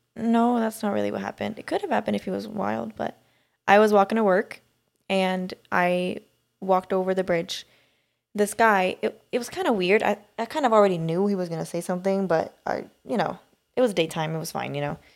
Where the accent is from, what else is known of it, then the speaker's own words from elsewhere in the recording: Sweden; moved away; growing up in Sweden